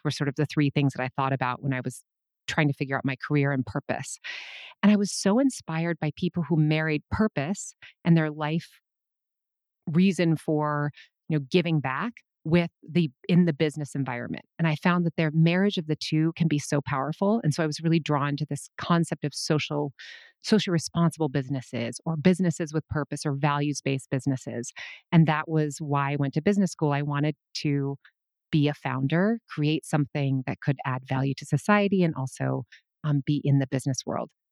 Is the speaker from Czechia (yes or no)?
no; Minnesota, United States; I was born in nineteen seventy-four, and I was born in Minnesota